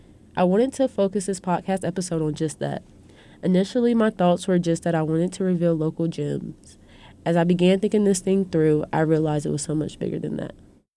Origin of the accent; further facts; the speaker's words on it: Durham, North Carolina, United States; Growing up in Durham, I was detached from how much drive and hustle the city breeds, but also from the support that's here.